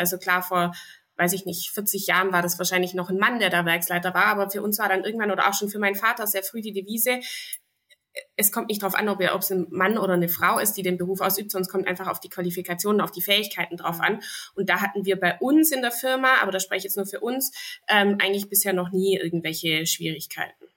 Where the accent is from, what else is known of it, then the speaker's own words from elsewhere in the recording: Zollernalbkreis, Baden-Württemberg, Germany; hier hier bei uns in Baden-Württemberg und sogar im Zollernalbkreis